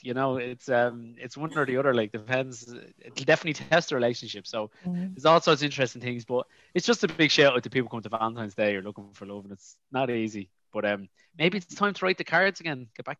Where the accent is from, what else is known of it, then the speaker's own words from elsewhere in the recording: Dublin, Leinster, Ireland; I grew up in Crumlin